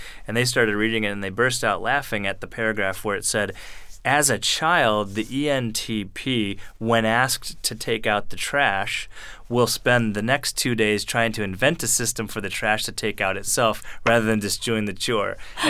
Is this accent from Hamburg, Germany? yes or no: no; Frankfurt, Hesse, Germany; born there; So I was born in Frankfurt, Germany, in a U.S. Army hospital.